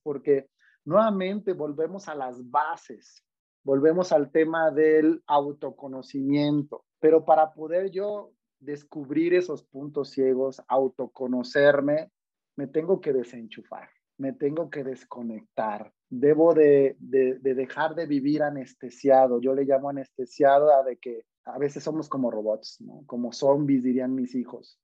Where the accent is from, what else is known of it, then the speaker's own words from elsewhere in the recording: Mexico; Yo soy orgullosamente mexicano